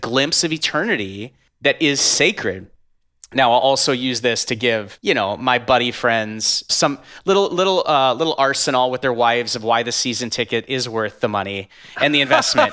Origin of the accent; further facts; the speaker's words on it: North Dakota, United States; now in Minneapolis, United States; I'm from North Dakota, live in Minneapolis now